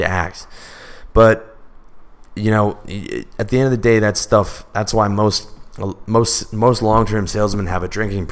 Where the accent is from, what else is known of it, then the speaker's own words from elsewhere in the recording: Canada; I'm Canadian